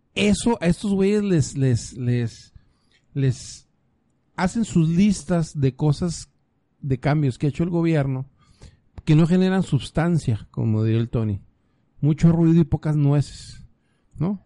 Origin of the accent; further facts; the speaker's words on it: Sonora, Mexico; now in Baja California, Mexico; Yo soy de Sonora